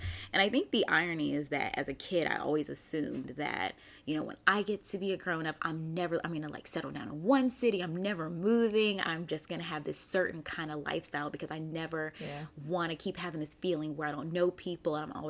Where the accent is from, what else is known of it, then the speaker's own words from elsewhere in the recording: Raleigh, North Carolina, United States; also born or lived in Germany; So I was born in Germany. My dad was in the army and I came to the US at 2 years old. And so we lived in Raleigh, North Carolina for several years.